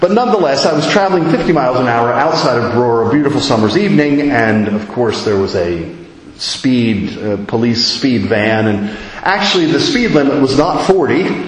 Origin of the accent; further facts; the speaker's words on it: United States; moved away as an adult; as an American